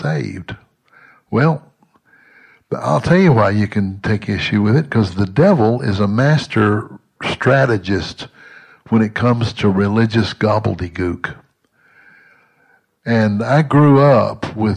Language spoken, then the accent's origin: English; Southwest Mississippi, United States; as a boy growing up in Southwest Mississippi in the 50s and 60s